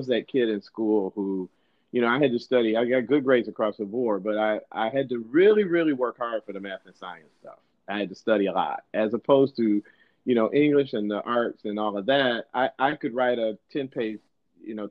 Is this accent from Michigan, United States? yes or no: yes; Detroit, Michigan, United States; moved away as an adult; now in Sacramento, United States; I'm originally from Detroit. I was born in Detroit and grew up just outside of Detroit, one of the suburbs there